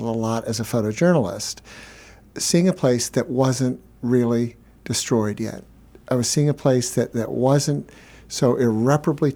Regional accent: Chadds Ford, Pennsylvania, United States; I grew up in Chatsworth, Pennsylvania, on the Brandywine River.

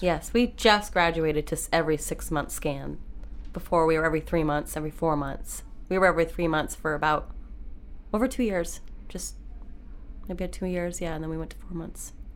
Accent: Maine, United States; I grew up in Maine

